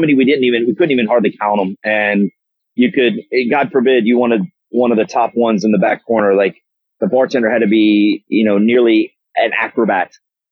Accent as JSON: {"language": "English", "region": "Kentucky", "country": "United States", "moved": "yes", "lives_now": "Nashville, United States", "said": "I'm originally from Kentucky, and just have a long history of bourbons in the family"}